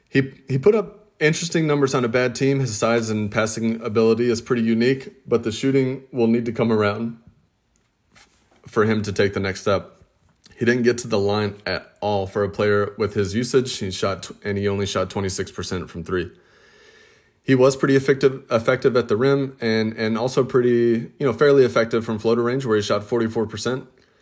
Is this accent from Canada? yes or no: no; Australia; But with Australia, being Australian, and with Australia having a pretty strong NBA card collecting community